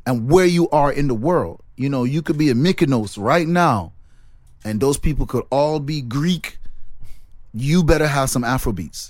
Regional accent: Jamaica; I'm from Jamaica

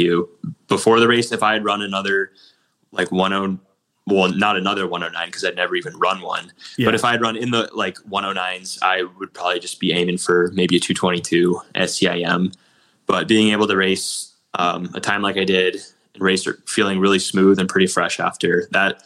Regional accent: Illinois, United States; moved away as an adult; also born or lived in Nebraska; we're both from Illinois

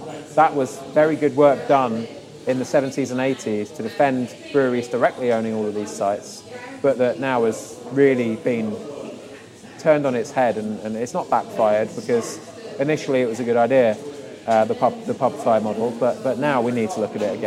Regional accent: London, United Kingdom; moved away as an adult; now in Maidenhead, United Kingdom; I'm a Londoner. I'm North Londoner by heart.

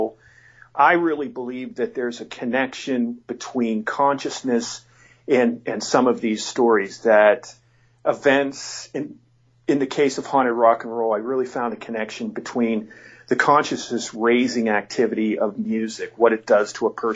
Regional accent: near Penn State, Pennsylvania, United States; born or raised there

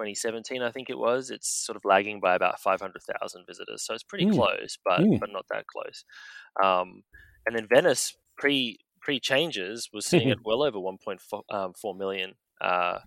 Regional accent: Australia; as an Aussie

